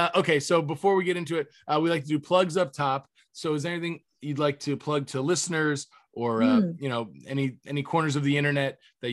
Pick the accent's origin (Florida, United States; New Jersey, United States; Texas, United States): Florida, United States; But my instinct, especially growing up in Florida, was to go to the beach or the camping site where everybody is.